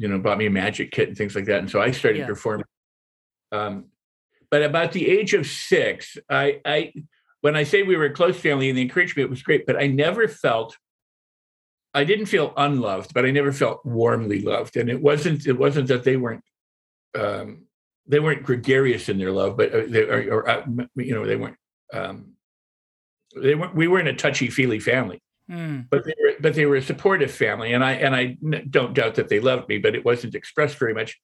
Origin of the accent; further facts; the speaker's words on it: Midwest, United States; I was born in the Midwest of two parents, both doctors. And had a pretty much normal middle-class upbringing